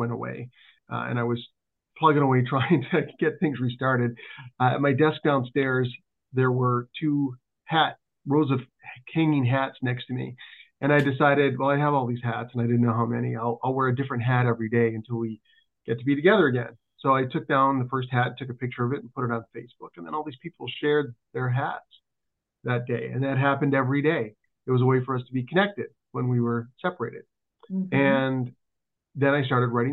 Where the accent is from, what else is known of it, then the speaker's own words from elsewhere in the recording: Thunder Bay, Ontario, Canada; also born or lived in Ann Arbor, Michigan; When I was 8 years old, I moved from Ann Arbor, Michigan to Thunder Bay, Ontario.